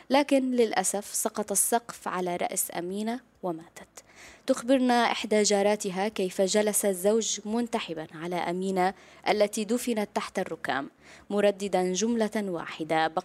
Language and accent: Arabic; Syria; بالنسبه لنا نحن كسوريين كل هذا الالم والتعب اللي عاشوا الالاف من السوريين